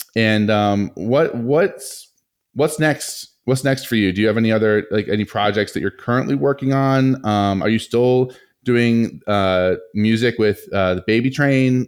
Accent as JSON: {"language": "English", "region": "Rhode Island", "country": "United States", "tie": "born or raised there", "said": "both of us, you know, growing up in Rhode Island"}